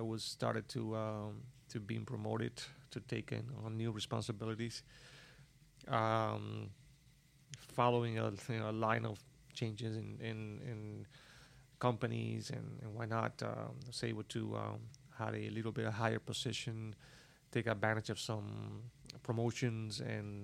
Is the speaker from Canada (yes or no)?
no; Cuba; moved away as an adult; also born or lived in Havana, Cuba; now in United States; I came from Cuba